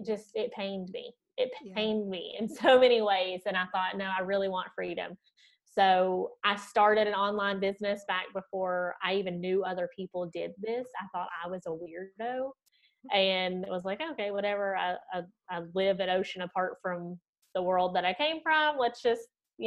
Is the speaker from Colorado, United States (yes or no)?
no; Southern West Virginia, United States; accent: Southern twangy; moved away as an adult; also born or lived in Florida; now in Munich, Germany; you might hear my Southern twangy accent, I'm originally from Southern West Virginia, born and raised.